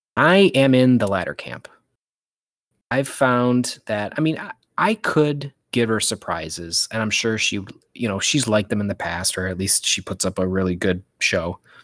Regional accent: Michigan, United States; I'm from Michigan, I call it pop

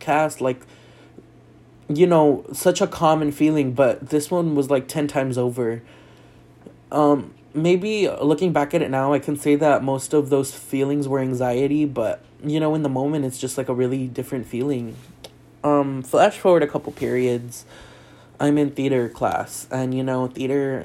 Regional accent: South Texas, United States; moved away as an adult; also born or lived in El Paso; I grew up in South Texas right next to Mexico

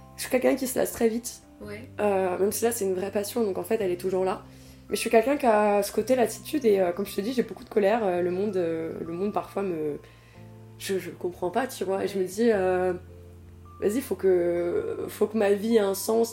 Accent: Tours, Centre-Val de Loire, France; je viens de Tours et à Tours il y avait beaucoup de réfugiés politiques d'asile et tout ça et du coup j'ai grandi avec toutes les nationalités

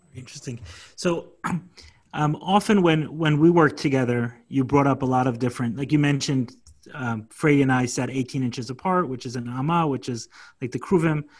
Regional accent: New York City, New York, United States; I grew up in Crown Heights. I no longer live there

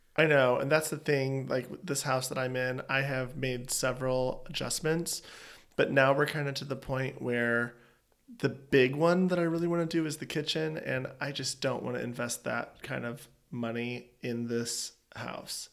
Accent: East Coast, United States; moved away; I'm an East Coaster.

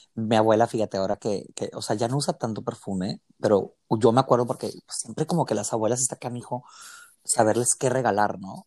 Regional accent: Mexicali, Baja California, Mexico; que soy originario aquí de Mexicali, Baja California

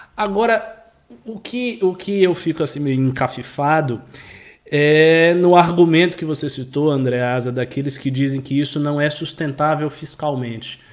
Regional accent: Bahia, Brazil; da minha região, eu sou da Bahia

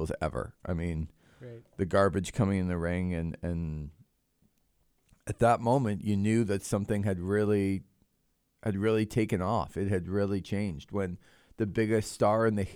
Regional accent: Toronto, Ontario, Canada; moved away; I grew up in Toronto

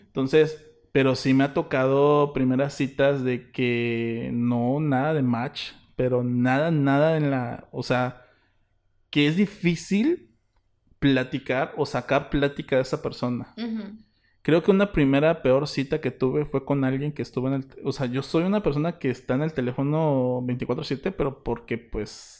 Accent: Isthmus of Tehuantepec, Oaxaca, Mexico; somos del Ixmo

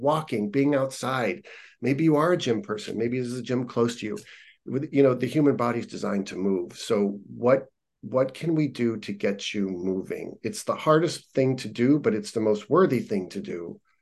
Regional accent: Youngstown, Ohio, United States; moved away as an adult; also born or lived in Columbus, Ohio; now in California, United States; Youngstown, near Cleveland.

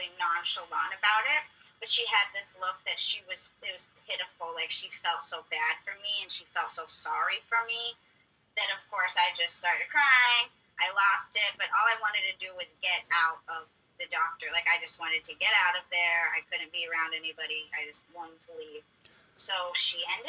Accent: Pittsburgh, Pennsylvania, United States; now in San Diego, United States; I am originally from Pittsburgh, Pennsylvania, but I am lucky enough to call San Diego, California my home now

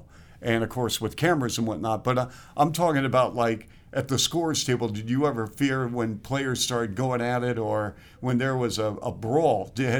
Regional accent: Seattle, Washington, United States; because I remember with autographs growing up in Seattle.

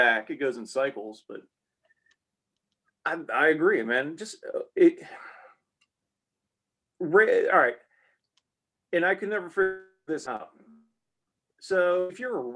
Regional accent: Ohio, United States; now in the South, United States; Growing up in Ohio, we had the Amish

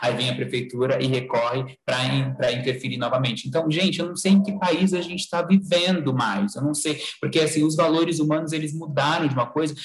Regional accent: Sorocaba, São Paulo, Brazil; moved away; minha cidade onde eu nasci, é onde eu estou agora, né? Mas não é a cidade que eu fico sempre, mas a cidade de Sorocaba

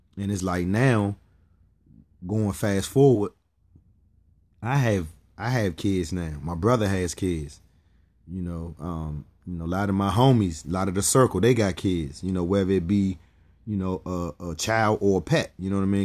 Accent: Pennsylvania, United States; I was raised in Pennsylvania.

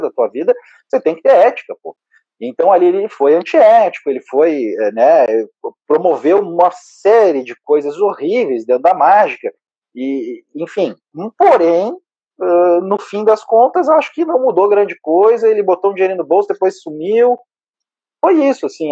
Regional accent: Caxias do Sul, Rio Grande do Sul, Brazil; moved away as an adult; now in Porto Alegre, Brazil; eu sou natural de Caxias do Sul.

